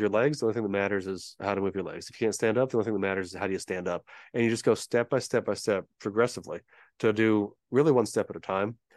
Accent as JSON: {"language": "English", "town": "San Diego", "region": "California", "country": "United States", "tie": "born or raised there", "moved": "as an adult", "said": "We're from Southern California. We both grew up here, both went to college here"}